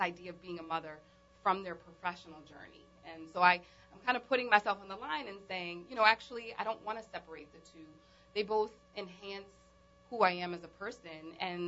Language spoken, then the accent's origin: English; New Orleans, Louisiana, United States; also born or lived in New York; I moved back from New York to New Orleans